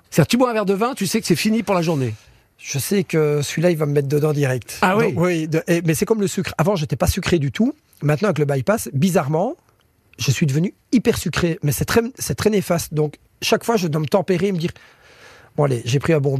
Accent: Belgium; je mange comme des frites, hein, je suis belge.

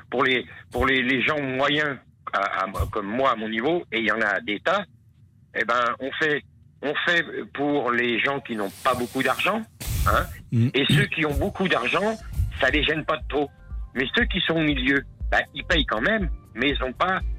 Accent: France; Mais comme on est français, ça n'arrivera jamais chez nous.

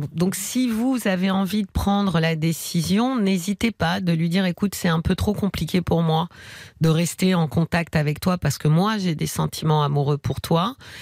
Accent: Paris, Île-de-France, France; accent: Parisian

